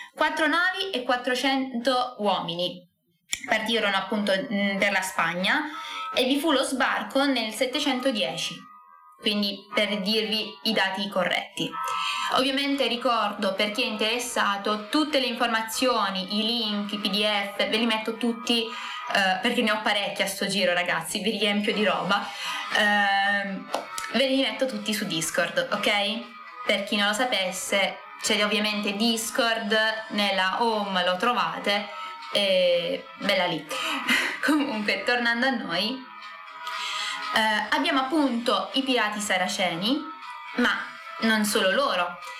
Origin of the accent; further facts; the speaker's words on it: Scicli, Sicily, Italy; del mio paesino, del paesino di Scicli